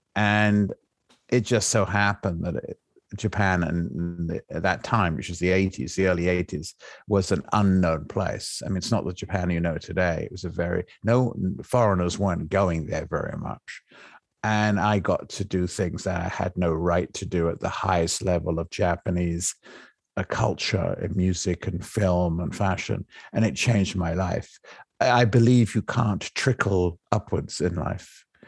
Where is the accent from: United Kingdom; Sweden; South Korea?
United Kingdom; England; moved away; I came from England, right? I'm English